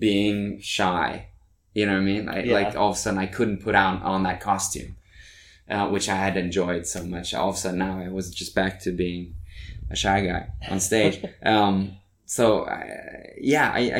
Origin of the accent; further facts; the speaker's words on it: Norway; English is a second language; moved away as an adult; also born or lived in New York, United States; now in Los Angeles, United States; I grew up in Norway, so I've had my share of winter there